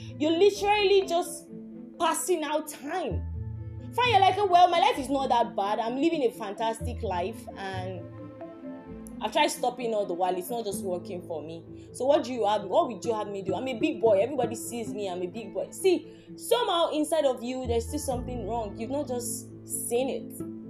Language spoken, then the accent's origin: English; Nigeria; Like, I'm from Yoruba.